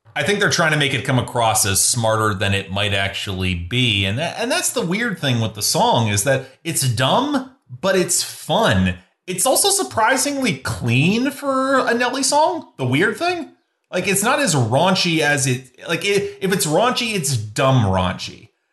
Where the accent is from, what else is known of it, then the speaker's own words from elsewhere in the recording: Canadian Midwest, Canada; even though I'm from the Midwest, I'm from the Canadian Midwest